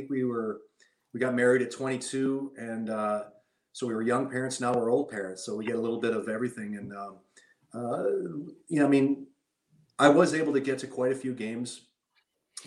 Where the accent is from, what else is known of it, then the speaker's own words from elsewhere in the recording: Calgary, Alberta, Canada; moved away as an adult; also born or lived in Lethbridge; I grew up with in Calgary